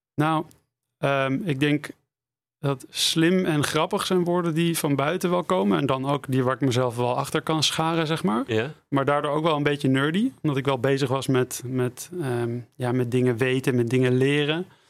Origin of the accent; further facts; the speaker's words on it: Amsterdam, North Holland, Netherlands; moved away as an adult; also born or lived in Utrecht; Ik heb gekozen voor Utrecht, ondanks dat ik uit Amsterdam kwam.